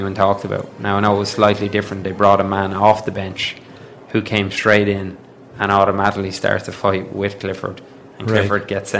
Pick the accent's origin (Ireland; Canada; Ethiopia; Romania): Ireland; Dublin, Leinster; Like, Dublin, and I'm from Dublin